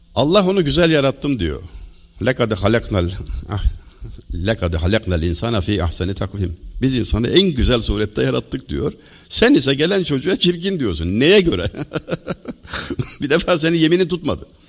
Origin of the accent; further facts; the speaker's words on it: Denizli, Turkey; also born or lived in Çameli, Denizli; Denizliliyim ben.